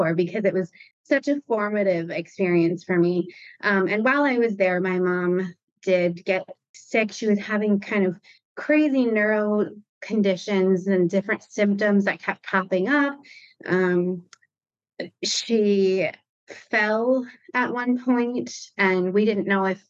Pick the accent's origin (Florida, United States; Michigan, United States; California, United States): Michigan, United States; now in Rhode Island, United States; I was in Rhode Island the whole time, and I grew up in Michigan.